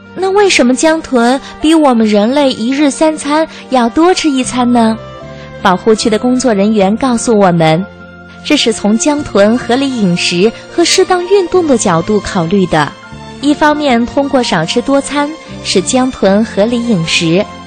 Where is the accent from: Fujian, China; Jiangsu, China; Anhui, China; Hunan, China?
Anhui, China; Tongling; 在我的家乡同林